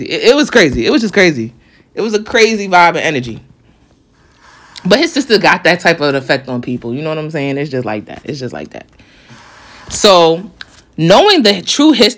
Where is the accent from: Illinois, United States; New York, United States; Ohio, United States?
New York, United States; I'm from New York